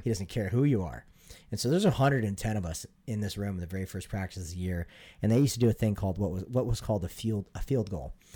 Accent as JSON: {"language": "English", "region": "Montana", "country": "United States", "tie": "born or raised there", "moved": "yes"}